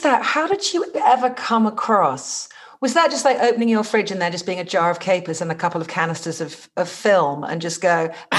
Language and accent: English; England, United Kingdom; growing up in England, you know, everything was on the radio.